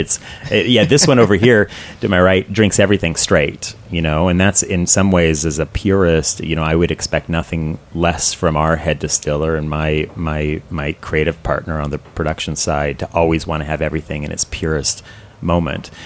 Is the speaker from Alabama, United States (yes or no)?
no; Seattle, Washington, United States; now in Columbus, United States; I'm originally from Seattle